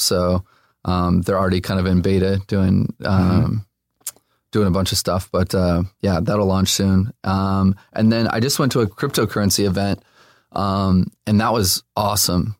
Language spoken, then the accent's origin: English; Los Angeles, California, United States; also born or lived in Burbank; I grew up here, um, born and raised